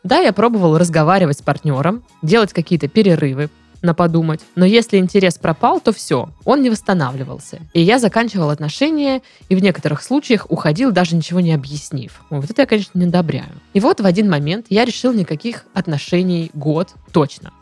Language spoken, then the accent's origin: Russian; Krasnodar, Krasnodar Krai, Russia; мы из Краснодара